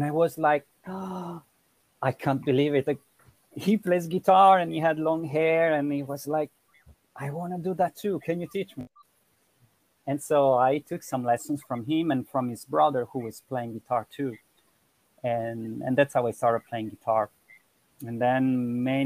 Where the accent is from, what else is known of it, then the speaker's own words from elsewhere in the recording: Milan, Lombardy, Italy; I'm from Italy. I was born in Milan and from an Italian father and a Costa Rican mother.